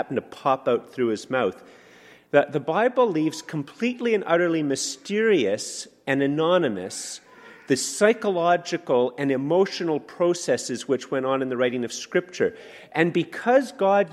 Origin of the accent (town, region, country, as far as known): Canada